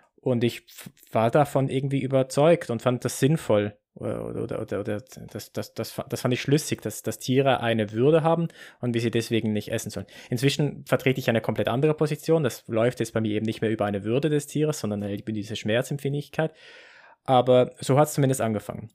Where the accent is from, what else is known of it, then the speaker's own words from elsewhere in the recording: Basel, Basel-Stadt, Switzerland; ich bin in, in Basel geboren und, und aufgewachsen